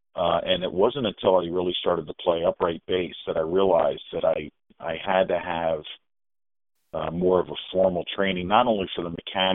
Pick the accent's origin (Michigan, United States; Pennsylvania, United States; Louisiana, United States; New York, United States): Pennsylvania, United States; Philadelphia; my growing up in Northeast Philadelphia